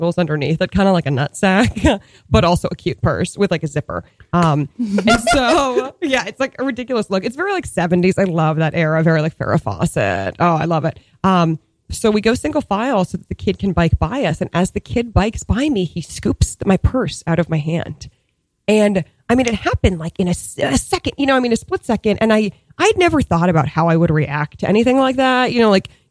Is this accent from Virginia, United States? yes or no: no; Boston suburbs, Massachusetts, United States; moved away as an adult; also born or lived in New York; I grew up in the Boston suburbs